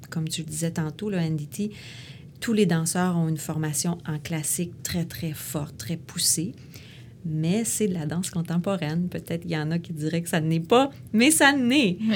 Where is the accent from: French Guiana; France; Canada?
Canada; Quebec City, Quebec; Moi, je viens de Québec. Je suis née à Québec.